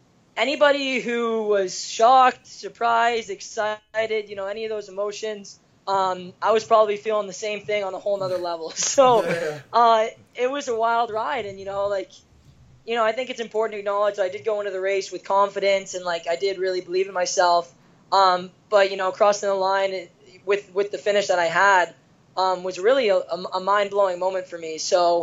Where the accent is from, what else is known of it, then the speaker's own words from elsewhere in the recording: Kitchener, Ontario, Canada; moved away as an adult; now in Ann Arbor, United States; I was back in Canada, specifically Kitchener, Ontario. That's where I was born and raised.